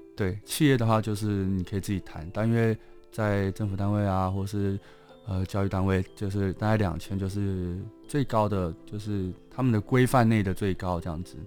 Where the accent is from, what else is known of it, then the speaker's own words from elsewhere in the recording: Taipei, Taiwan; 我虽然是台北长大的，但我在，我其实是高雄人